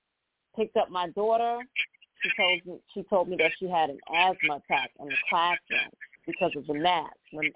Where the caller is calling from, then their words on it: New York City, New York, United States; I'm calling from the Bronx.